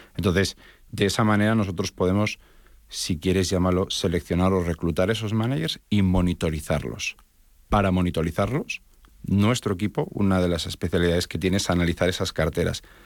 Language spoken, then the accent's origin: Spanish; Spain; now in Miami, United States; realmente soy de origen español, mi acento me delata